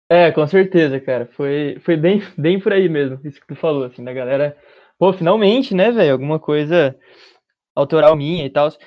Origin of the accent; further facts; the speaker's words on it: Bauru, São Paulo, Brazil; Eu sou de Bauru, uma cidade do interior de São Paulo, nascido e vivi a minha vida, minha curta vida até agora, inteira aqui